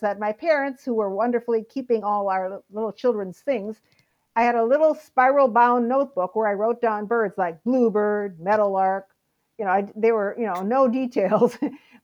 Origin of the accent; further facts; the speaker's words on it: Wisconsin, United States; moved away as an adult; now in Alaska, United States; growing up in Wisconsin